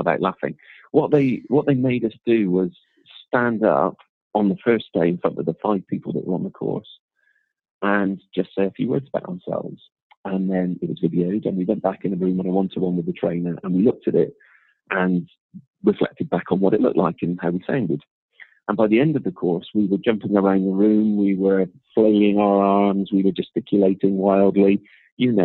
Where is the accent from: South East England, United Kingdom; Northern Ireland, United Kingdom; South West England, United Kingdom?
South West England, United Kingdom; Bristol; accent: Bristolian; also born or lived in London; I can remember trying to drop my accent, trying really, really hard not to sound like I was from Bristol. And then eventually when I became slightly more comfortable with who I was, it appeared